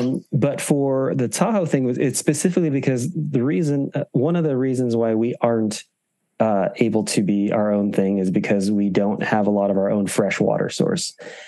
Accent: Philippines; You know, just because I'm Filipino, and also for me, representation does matter.

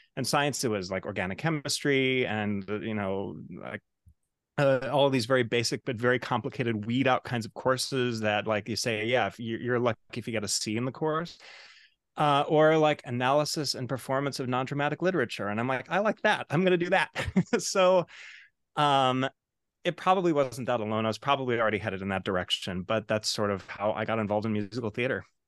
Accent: Chicago, Illinois, United States; now in New York City, United States; I'm originally from Chicago, Illinois. Uh, now, um, of course, I live in New York City

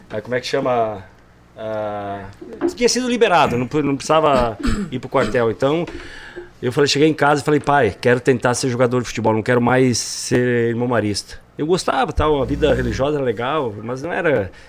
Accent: Rondinha, Rio Grande do Sul, Brazil; Minha, minha família é do interior. De, Rondinha já é interior, né? É, nós somos do interior de Rondinha.

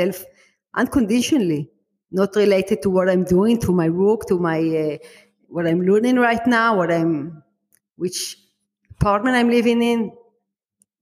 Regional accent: Israel; I'm from Israel. You can hear by my accent

